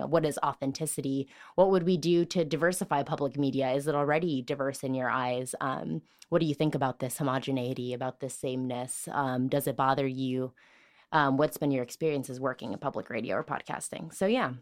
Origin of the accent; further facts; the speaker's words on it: Richton Park, Illinois, United States; I'm from Richton Park.